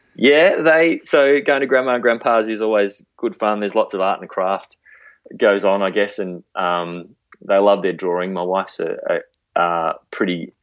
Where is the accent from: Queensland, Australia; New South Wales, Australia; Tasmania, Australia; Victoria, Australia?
Victoria, Australia; Melbourne; moved away as an adult; now in Warrnambool, Australia; I grew up sort of in that green wedge of Melbourne out near Hurst Bridge.